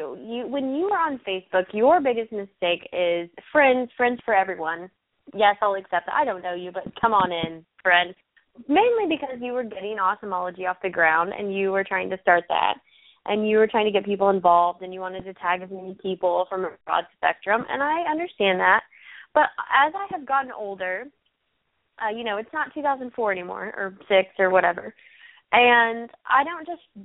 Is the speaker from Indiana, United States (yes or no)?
no; Texas, United States; I grew up in Texas